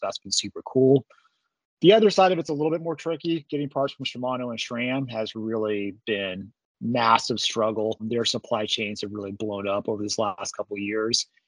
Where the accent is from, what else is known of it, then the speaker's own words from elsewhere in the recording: Amarillo, Texas, United States; Grew up in Texas, primarily in the Panhandle of Texas, around Amarillo